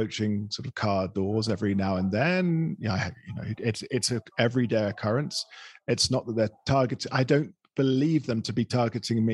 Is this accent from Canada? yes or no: no; England, United Kingdom; now in Colombia; I'm from England, I'm British